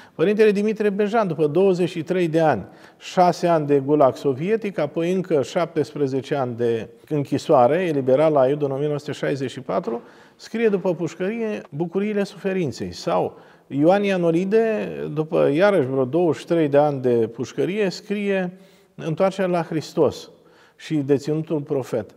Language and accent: Romanian; Romania; Din România